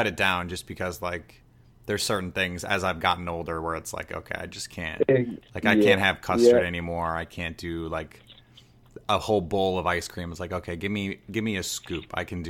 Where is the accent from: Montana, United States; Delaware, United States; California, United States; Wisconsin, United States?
Wisconsin, United States; I'm from Wisconsin